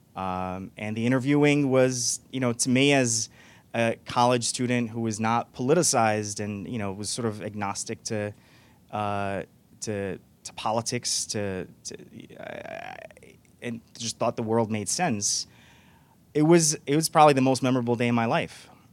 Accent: New York, United States; also born or lived in Morocco; I was born in Morocco. I came here as a kid, and I grew up undocumented. And uh, for a, you know a, quite a few years, for over a decade, my being undocumented. I grew up in New York

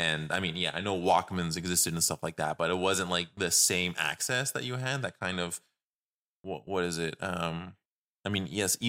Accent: Canada; we're from Canada

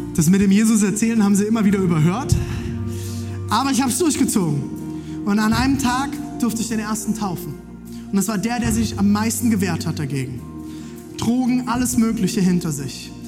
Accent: Germany; Ich bin Deutscher

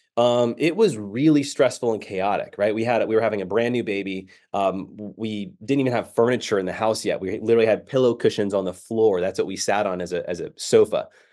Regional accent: San Diego, California, United States; moved away as an adult; now in Dallas, United States; I grew up in San Diego

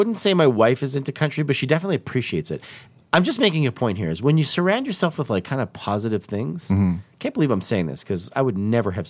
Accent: Canada; I'm a Canadian.

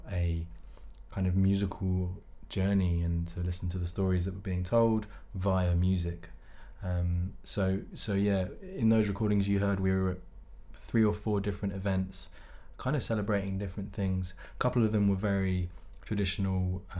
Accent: London, United Kingdom

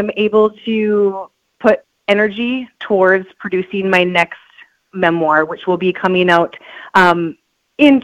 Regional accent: Beltrami, Minnesota, United States; now in East Grand Forks, United States; growing up in Beltrami, Minnesota, there's 101 people

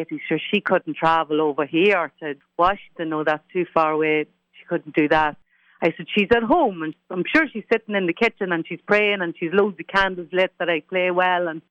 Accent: Ireland; As an Irish person

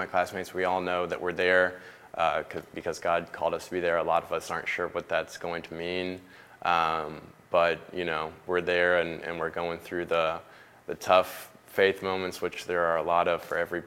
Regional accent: Roswell, Georgia, United States; I grew up in Roswell. I would say sort of by default, growing up in the South, you go to church.

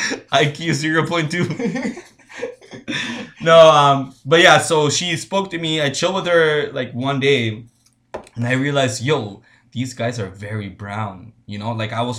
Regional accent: United States; I'm American, I was born in the States, right?

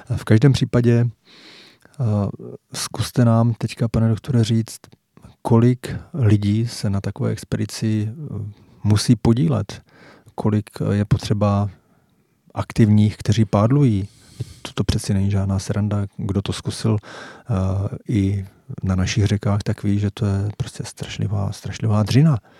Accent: Jaroměř, Hradec Králové Region, Czechia; oba pocházíme z Jaroměře a věřte, nevěřte, eh, známe se už od samého dětství

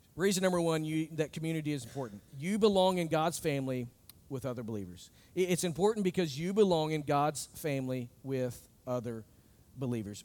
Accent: United States; I look as an American

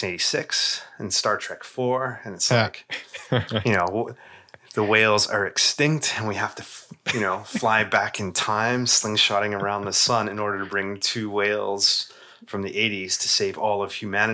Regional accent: Canada; And again, we have our own biases here, being Canadian, but in Eastern North America is much less of a thing than it was.

